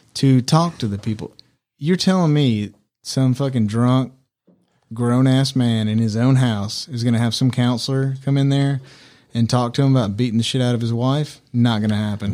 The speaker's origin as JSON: {"language": "English", "region": "Mississippi", "country": "United States", "also_born_or_lived": "Mexico", "said": "We're from Mississippi"}